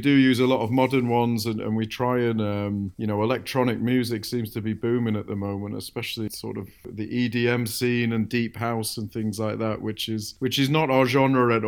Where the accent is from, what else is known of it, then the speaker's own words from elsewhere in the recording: Manchester, North West England, United Kingdom; I grew up in Manchester